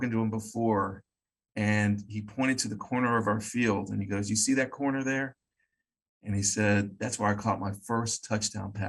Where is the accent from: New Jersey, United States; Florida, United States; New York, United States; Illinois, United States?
Florida, United States; Miami; also born or lived in Weston, Florida; I grew up in Miami, but I live in Weston now.